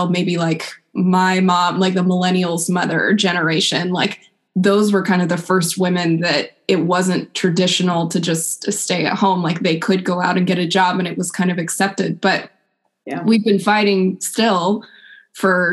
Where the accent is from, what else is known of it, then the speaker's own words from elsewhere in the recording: West Coast, United States; now in East Coast, United States; I grew up on the West Coast, which is very different from out here. Now that I live out on the East Coast